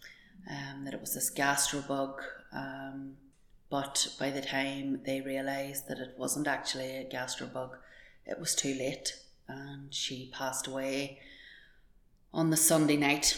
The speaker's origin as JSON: {"language": "English", "town": "Dromore", "region": "Northern Ireland", "country": "United Kingdom", "tie": "born or raised there", "said": "We grew up in Dromore, County Tyrone. We had a rural upbringing, carefree"}